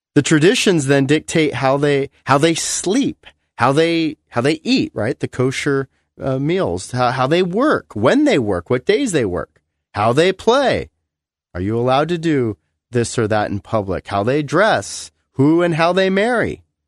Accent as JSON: {"language": "English", "country": "United States", "said": "I love being American"}